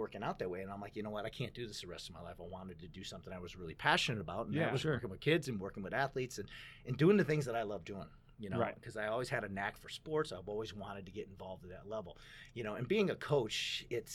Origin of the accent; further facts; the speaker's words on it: Chicago, Illinois, United States; I grew up in Marquette Park on the south side of Chicago